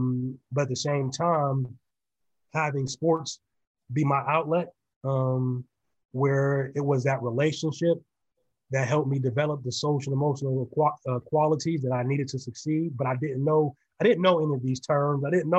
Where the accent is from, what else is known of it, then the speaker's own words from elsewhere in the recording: Sharon, Pennsylvania, United States; also born or lived in Youngstown, Ohio; So, you know, I was born in Youngstown, Ohio, raised just across the border in Sharon, Pennsylvania, a very humble community.